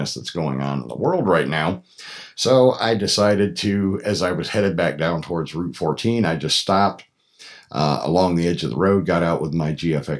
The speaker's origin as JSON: {"language": "English", "town": "Troy", "region": "Pennsylvania", "country": "United States", "tie": "born or raised there", "moved": "as an adult", "lives_now": "Atlanta, United States", "said": "I grew up in Troy, which is just about, 12 or 15 miles from Fassett."}